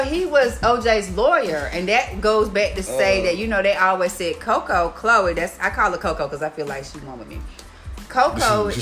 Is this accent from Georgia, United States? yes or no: yes; College Park, Georgia, United States; growing up in College Park back then